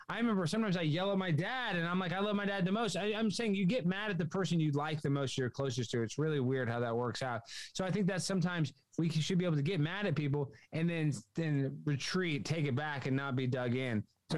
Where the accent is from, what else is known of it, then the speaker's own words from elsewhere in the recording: Dallas, Texas, United States; Dallas, Texas.